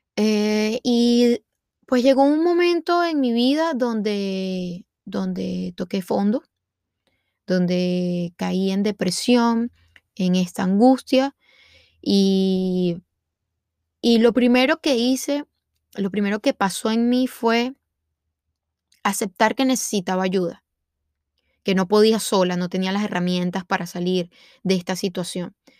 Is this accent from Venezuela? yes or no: yes; Venezuela; moved away as an adult; now in United States; soy venezolana y tengo 30 años. me vine a vivir a Estados Unidos hace aproximadamente 5 años